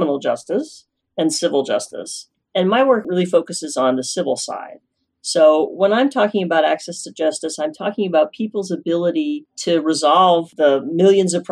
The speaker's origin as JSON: {"language": "English", "town": "Norman", "region": "Oklahoma", "country": "United States", "tie": "born or raised there", "also_born_or_lived": "Illinois / Stanford, California", "moved": "as an adult", "lives_now": "Fountain Hills, United States", "said": "I'm from Norman, Oklahoma, which is right in the center of Oklahoma"}